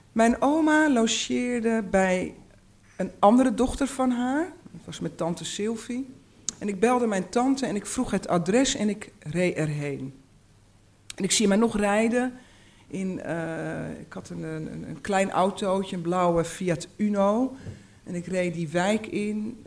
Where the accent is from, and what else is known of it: Uithoorn, North Holland, Netherlands; born or raised there; also born or lived in Amsterdam, Netherlands